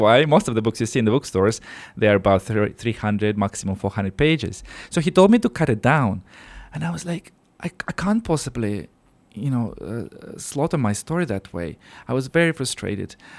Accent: Siberia, Russia; moved away as an adult; now in Luxembourg; this is where I'm from. So I was born in Siberia, in Russia

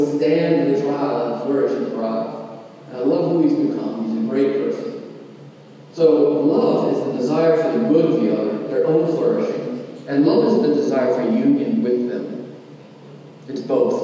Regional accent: Southeast Georgia, United States; I'm from Southeast Georgia

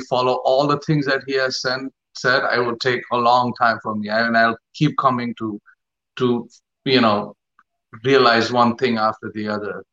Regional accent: Mumbai, Maharashtra, India; I grew up in Bombay.

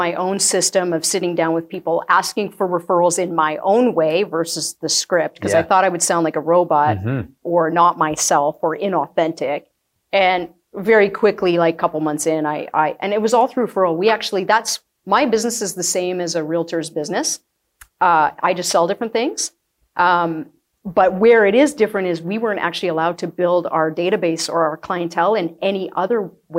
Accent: Acme, United States; I grew up in a small town, so I grew up in Acme. It's like an hour away.

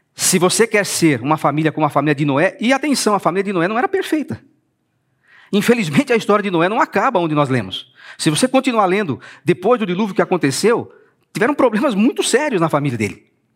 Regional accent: São Paulo, Brazil; Eu sou paulistano

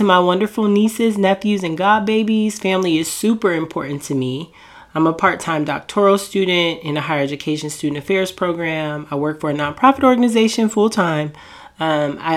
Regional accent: Portland, Oregon, United States; moved away as an adult; also born or lived in the South / Washington, District of Columbia, United States; now in Maryland, United States; I was born in the South. I moved to DC before I was even 1 year old. And then I moved to Portland, Oregon when I was about 10 years old

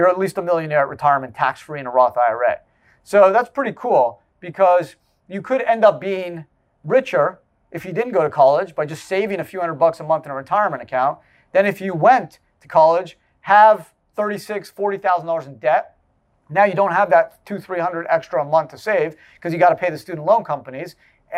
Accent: Canada; moved away; I grew up in Canada

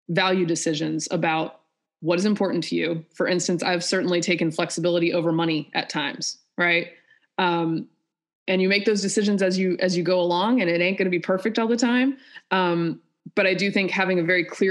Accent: North Carolina, United States; also born or lived in Georgia; I'm from North Carolina, you know, went to school in Georgia

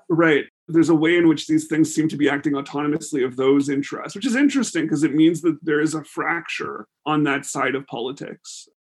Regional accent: Canada; as Canadians

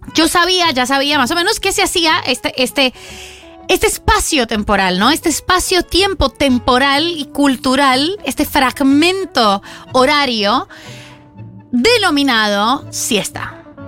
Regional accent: Bogotá, Colombia; now in Buenos Aires, Argentina; Yo nací en Bogotá, en mi país

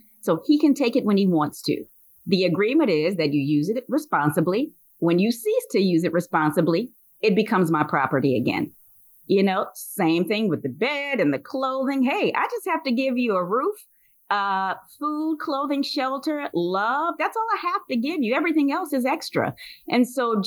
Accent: Louisiana, United States; moved away; I'm from Louisiana originally

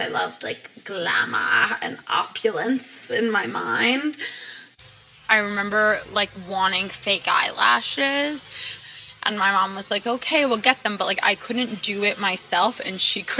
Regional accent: Sea Cliff, New York, United States; I'm from Seacliff, New York, which is on Long Island, Nassau County, North Shore, to be specific.

